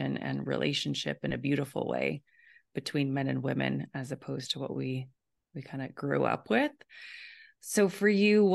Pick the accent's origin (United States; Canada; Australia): Canada; Alberta; moved away; I was in Alberta originally